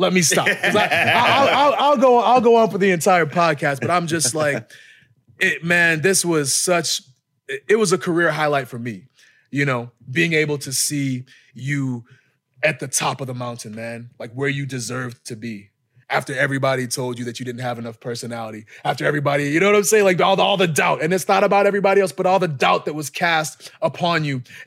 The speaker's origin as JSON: {"language": "English", "town": "Boston", "region": "Massachusetts", "country": "United States", "tie": "born or raised there", "moved": "yes", "said": "Boston, my hometown, like my backyard"}